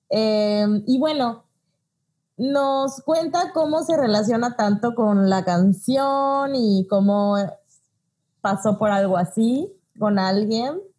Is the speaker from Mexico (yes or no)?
yes; Mexico; Y a la gente que nos escucha en otros países que no son el nuestro, que somos de México